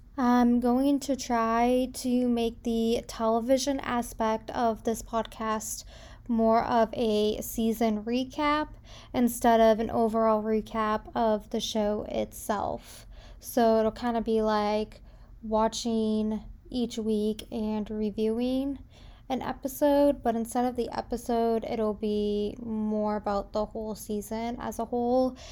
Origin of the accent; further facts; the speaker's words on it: South Shore of Massachusetts, United States; now in Indiana, United States; I am currently living in Indiana, but I was born and raised on the South Shore of Massachusetts. So, just south of Boston